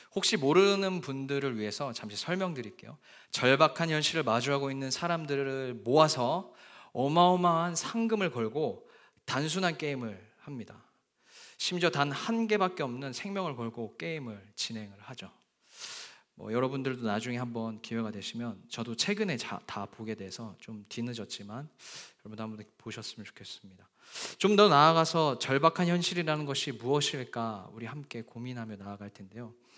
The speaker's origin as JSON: {"language": "Korean", "country": "Japan", "tie": "born or raised there", "moved": "as an adult", "lives_now": "London, United Kingdom", "said": "저는 약 20년 동안 어, 복음의 불모지라는 일본에서 어, 학창 시절을 보냈습니다."}